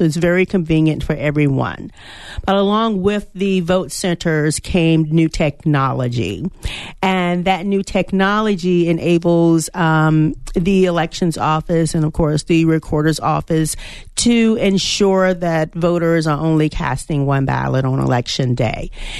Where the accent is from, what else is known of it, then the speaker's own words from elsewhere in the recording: Chesterfield, Virginia, United States; moved away as an adult; now in Arizona, United States; So I am a transplant to Arizona. I arrived here in April. I am from Chesterfield, Virginia, where I served as the elections director for 5 years.